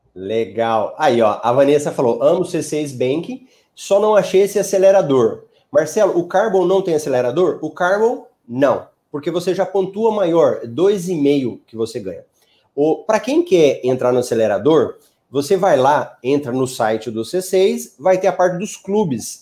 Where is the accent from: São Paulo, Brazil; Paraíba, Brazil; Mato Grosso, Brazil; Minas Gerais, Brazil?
Mato Grosso, Brazil; Cuiabá; da minha cidade